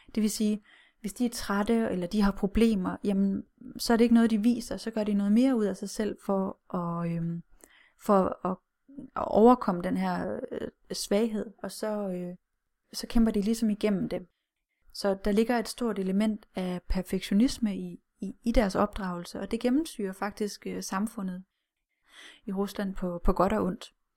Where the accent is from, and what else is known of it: Denmark